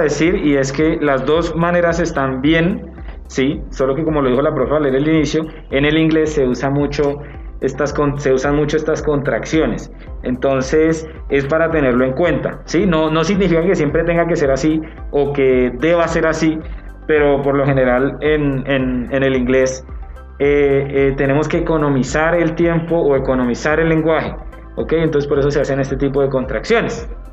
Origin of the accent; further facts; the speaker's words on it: Neiva, Huila, Colombia; moved away; Vengo de Neiva, ¿sí? Eh, es como, la, como para decir mi ciudad de origen